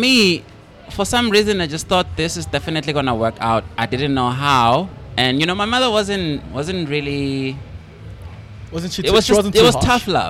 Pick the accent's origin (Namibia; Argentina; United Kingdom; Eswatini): Eswatini; moved away as an adult; also born or lived in Cape Town, South Africa; now in South Africa; when I was like growing up in Swaziland, like, you know, I grew up in a rural area.